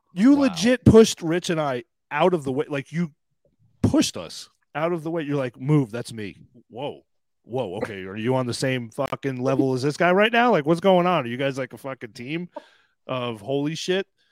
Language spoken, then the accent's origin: English; Long Island, New York, United States; born in New York City and grew up on Long Island